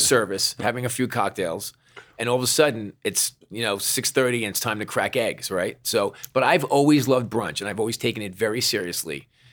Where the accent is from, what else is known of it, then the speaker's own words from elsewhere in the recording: New York, United States; I'm a New Yorker